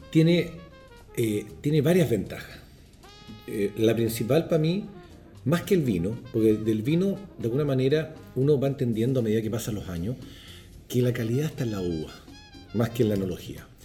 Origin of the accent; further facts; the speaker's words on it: Chile; moved away; a mí pasó cuando yo salí de Chile, Chile un país que venía de años, del año 80